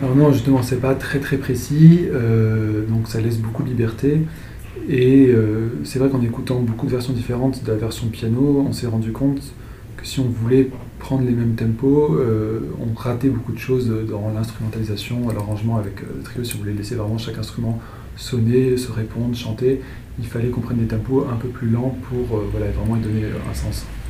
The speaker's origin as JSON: {"language": "French", "town": "Toulouse", "region": "Occitania", "country": "France", "said": "On vient de Toulouse tous les deux"}